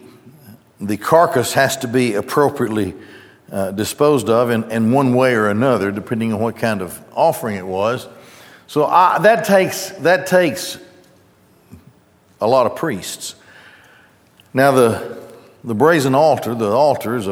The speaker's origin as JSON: {"language": "English", "town": "Gadsden", "region": "Alabama", "country": "United States", "tie": "born or raised there", "said": "when I grew up in Gadsden, as I grew up there, the Goodyear Tire and Rubber Plant was probably the driving economic force there"}